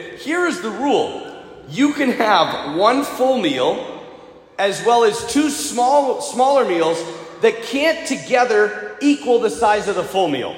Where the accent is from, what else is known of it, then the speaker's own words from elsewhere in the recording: United States; I'm an American